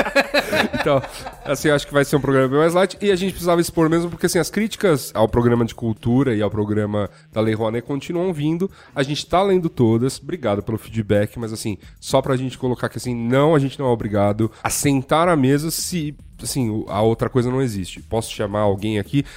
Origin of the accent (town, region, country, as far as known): Brazil